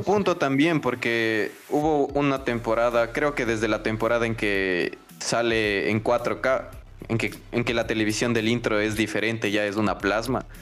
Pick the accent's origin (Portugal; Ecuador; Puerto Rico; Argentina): Ecuador; tenemos como, cultura ecuatoriana